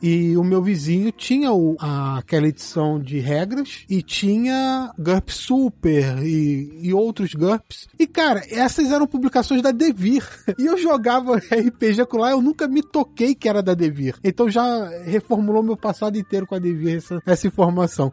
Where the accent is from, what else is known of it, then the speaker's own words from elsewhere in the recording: Petrópolis, Rio de Janeiro, Brazil; Eu sou de Petrópolis, interior do Rio